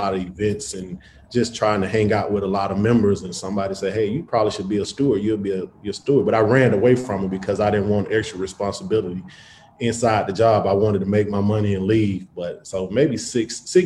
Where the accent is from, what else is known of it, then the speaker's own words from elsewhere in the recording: Atlanta, Georgia, United States; also born or lived in Western Michigan; I came back to Atlanta from Western Michigan